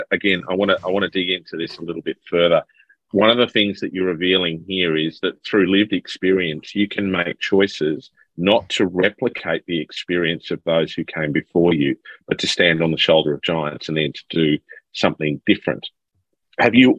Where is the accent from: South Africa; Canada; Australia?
Australia; Sydney, New South Wales; as a young bloke growing up in Sydney